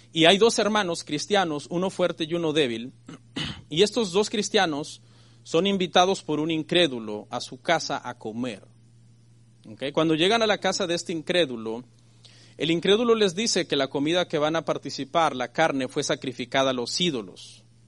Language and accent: Spanish; Mexico; a mí que soy mexicano